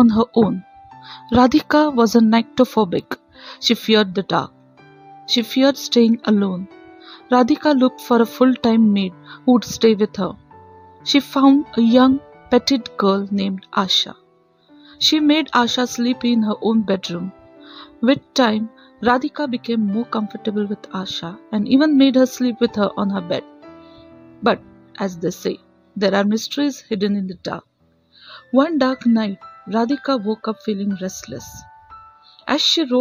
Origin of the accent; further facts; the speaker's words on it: Dombivli, Maharashtra, India; I am from Thane, Dombivli